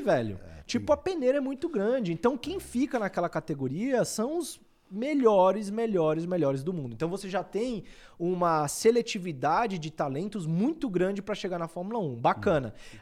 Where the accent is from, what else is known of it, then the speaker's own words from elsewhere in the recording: Barreiras, Bahia, Brazil; moved away; E na época eu morava em Barreiras, que é a minha cidade natal, fica na Bahia